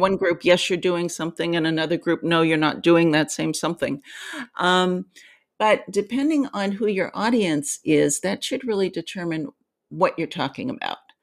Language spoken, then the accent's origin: English; Ohio, United States; moved away; I grew up in Ohio. It was a steel town when I was a little girl